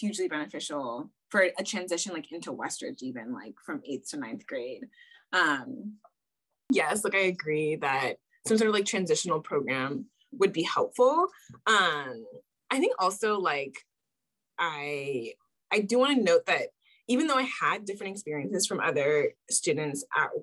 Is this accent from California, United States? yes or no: yes; South Pasadena, California, United States; I grew up in South Pass. So my parents moved to South Pasadena specifically for the school district.